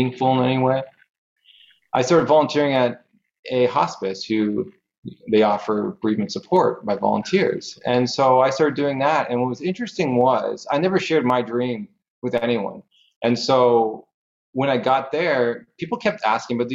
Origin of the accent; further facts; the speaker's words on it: Canada; I'm from Canada